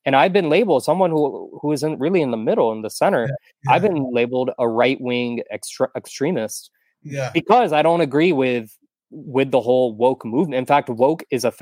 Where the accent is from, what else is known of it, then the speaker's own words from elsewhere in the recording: Texas, United States; now in Florida, United States; I'm a Texan.